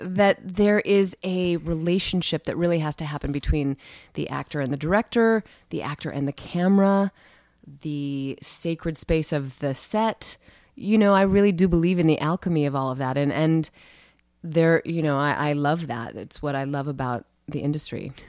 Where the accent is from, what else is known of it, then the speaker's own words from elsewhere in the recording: Cedar Falls, Iowa, United States; I grew up in Cedar Falls, Iowa, very small Midwestern town